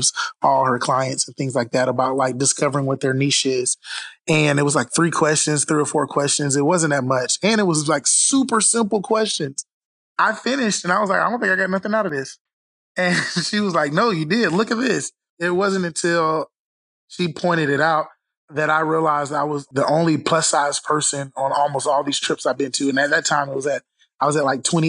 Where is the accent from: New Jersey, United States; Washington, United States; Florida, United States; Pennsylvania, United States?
Florida, United States; Orlando; Born and raised in Florida, Orlando, Florida, Mickey Mouse country